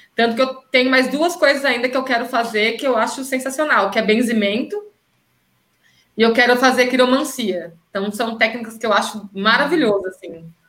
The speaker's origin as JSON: {"language": "Portuguese", "town": "Campinas", "region": "São Paulo", "country": "Brazil", "said": "voltei para Campinas, que é a minha cidade"}